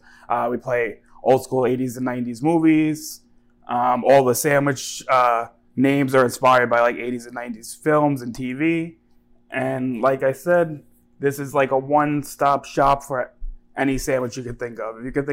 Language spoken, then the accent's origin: English; Jersey City, New Jersey, United States; I'm born and raised in Jersey City.